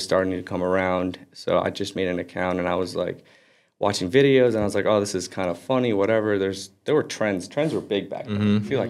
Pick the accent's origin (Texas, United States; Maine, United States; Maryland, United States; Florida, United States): Florida, United States; also born or lived in Aley, Lebanon / California; I was born there and then moved to America when I was 8. So we lived in Florida pretty much ever since. That's where my family's at right now.